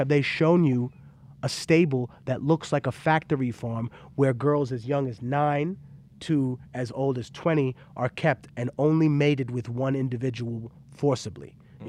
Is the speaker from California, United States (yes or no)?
yes; California, United States; So fuck you, I'm from California.